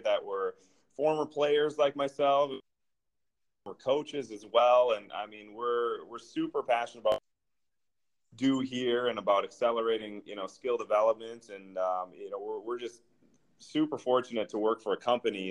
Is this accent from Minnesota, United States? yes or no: yes; Minneapolis, Minnesota, United States; also born or lived in Eau Claire, Wisconsin; I'm from Minneapolis area. That's where I went to high school